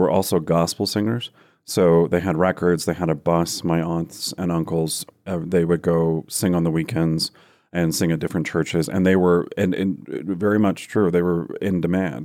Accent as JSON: {"language": "English", "region": "Iowa", "country": "United States", "tie": "born or raised there", "also_born_or_lived": "Texas", "moved": "yes", "lives_now": "Denver, United States", "said": "we moved to Texas when I was five, and then I think we were there for a total of t-, three years, and then we moved to Iowa, which is what I would consider my home state 'cause we'd lived there the longest"}